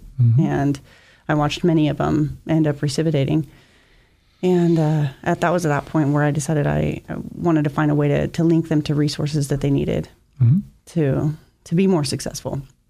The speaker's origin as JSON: {"language": "English", "town": "Twin Falls", "region": "Idaho", "country": "United States", "tie": "born or raised there", "moved": "as an adult", "lives_now": "Boise, United States", "said": "I grew up in Twin Falls and moved here about 8 years ago. And I lived in a halfway house when I moved here, and I had 11 female roommates at the time"}